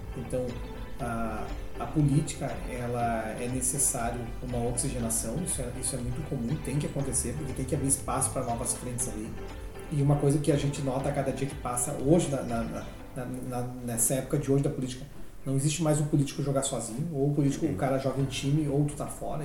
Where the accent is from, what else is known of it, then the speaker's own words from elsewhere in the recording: Cruz Alta, Rio Grande do Sul, Brazil; now in Gramado, Brazil; Nasci em Cruz Alta, Rio Grande do Sul.